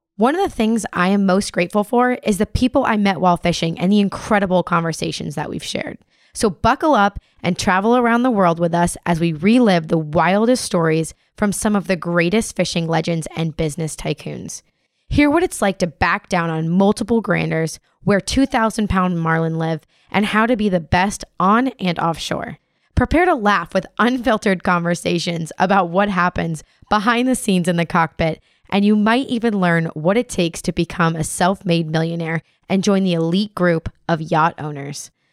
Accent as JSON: {"language": "English", "region": "Florida Keys", "country": "United States", "tie": "born or raised there", "said": "Born and raised in the Florida Keys as a sport fishing captain's daughter"}